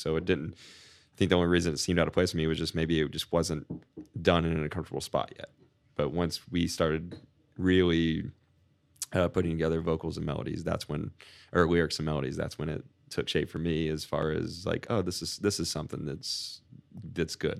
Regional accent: Winter Haven, Florida, United States; moved away as an adult; now in St. Petersburg, United States; I grew up in Winter Haven

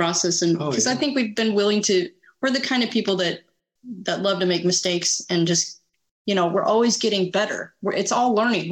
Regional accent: Nebraska, United States; I come from Nebraska. It's meat and potatoes and another vegetable

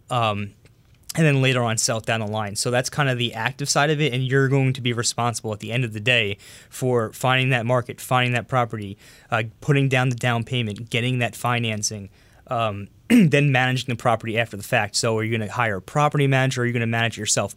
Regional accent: Long Island, New York, United States; also born or lived in Astoria, Queens; I was born and raised on Long Island in New York.

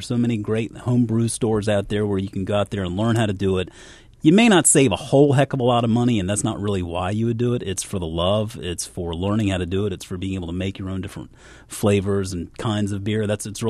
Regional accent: Charleston, United States; Growing up in Charleston

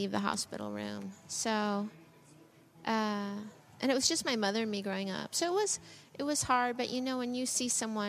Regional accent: Colorado, United States; I grew up in Colorado on welfare

